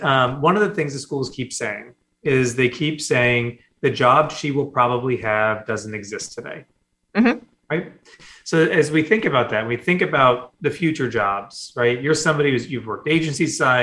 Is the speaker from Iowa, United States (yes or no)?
yes; Des Moines, Iowa, United States; moved away; I grew up in Des Moines, Iowa